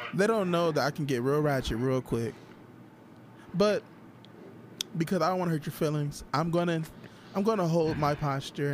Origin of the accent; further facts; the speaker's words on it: Toledo, Ohio, United States; I'm from Toledo